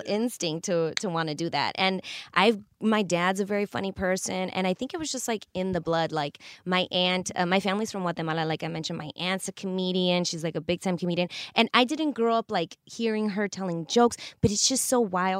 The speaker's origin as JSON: {"language": "English", "town": "Chicago", "region": "Illinois", "country": "United States", "tie": "born or raised there", "said": "I grew up in Chicago"}